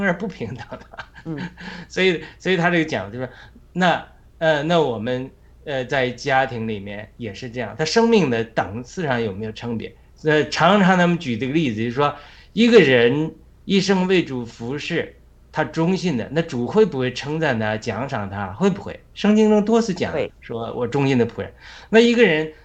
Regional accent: China; 我们在中国哪，多少穷孩子

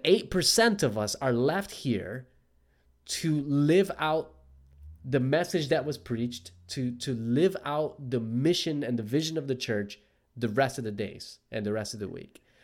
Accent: Newark, New Jersey, United States; now in Australia; I grew up in Newark, New Jersey, just 20 minutes south of Manhattan

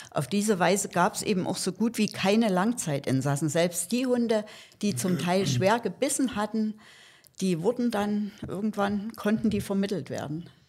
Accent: Saxony, Germany; Ich komme aus Sachsen und bin dort schon seit ja, fast 20 Jahren im Tierschutz engagiert

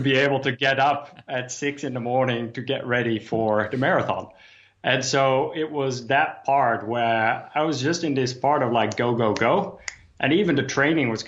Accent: Amsterdam, North Holland, Netherlands; I grew up in Amsterdam

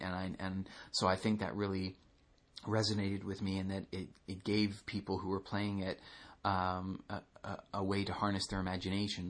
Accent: Canada; I'm Canadian.

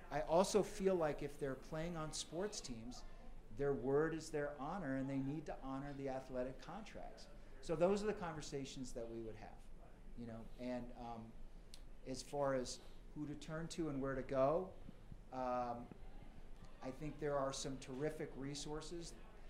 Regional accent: Aspen, Colorado, United States; Growing up in the Aspen community, you know, there's affluent families, there's a open-minded sort of liberal lifestyle.

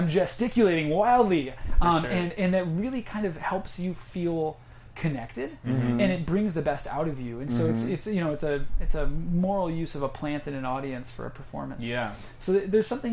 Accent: Chicago, Illinois, United States; moved away as an adult; now in West Coast, United States; I'm from Chicago, and I moved to the West Coast

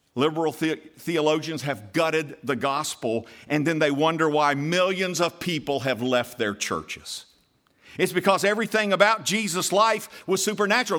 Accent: United States

